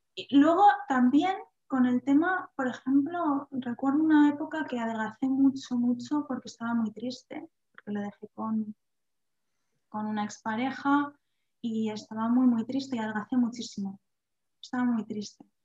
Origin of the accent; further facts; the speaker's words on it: Vitoria-Gasteiz, Basque Country, Spain; also born or lived in Salamanca; yo soy de Vitoria, y estaba en Salamanca estudiando